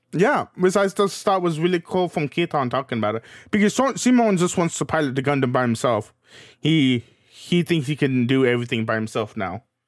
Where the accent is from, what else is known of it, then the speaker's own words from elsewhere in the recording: Kentucky, United States; I was raised in Kentucky